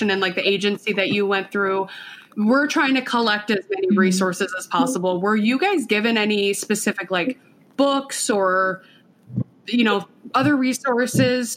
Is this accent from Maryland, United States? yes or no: no; Minnesota, United States; also born or lived in Colombia; we're Minnesotan